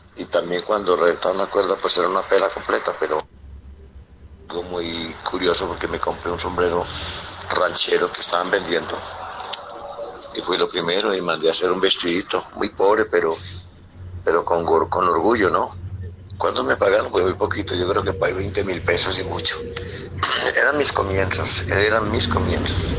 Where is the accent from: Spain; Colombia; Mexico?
Colombia; Ceilán, Valle del Cauca; en mi pueblo, Ceilán